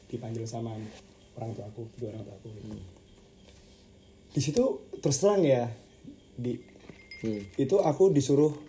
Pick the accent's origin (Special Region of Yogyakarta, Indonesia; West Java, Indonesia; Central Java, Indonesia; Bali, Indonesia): Special Region of Yogyakarta, Indonesia; Yogyakarta; Aku orang Jogja di sini Aku orang Jogja Orang tua aku di Jogja semua